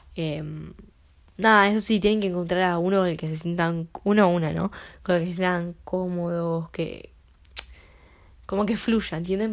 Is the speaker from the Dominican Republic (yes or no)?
no; Uruguay; yo soy de Uruguay